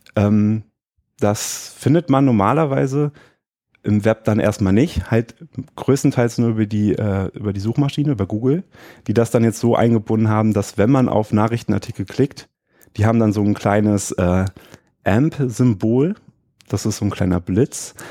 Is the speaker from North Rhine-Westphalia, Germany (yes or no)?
yes; Düsseldorf, North Rhine-Westphalia, Germany; Hier in Düsseldorf, wo ich herkomme